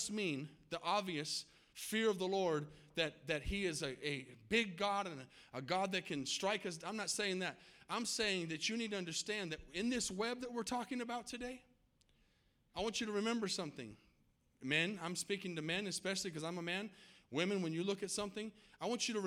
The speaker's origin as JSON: {"language": "English", "town": "Tucson", "region": "Arizona", "country": "United States", "tie": "born or raised there", "moved": "yes", "lives_now": "Texas, United States", "said": "I grew up in Tucson, Arizona"}